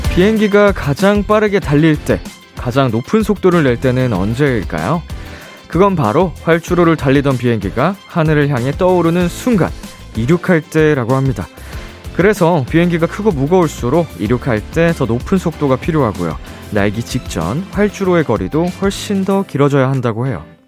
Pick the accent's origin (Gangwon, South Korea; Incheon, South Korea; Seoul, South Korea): Seoul, South Korea; 이제 서울에서 네. 나고 자라가지고